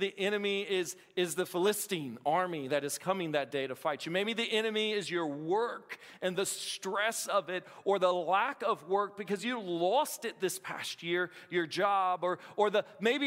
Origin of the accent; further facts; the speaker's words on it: Appalachia, United States; I'm Appalachian.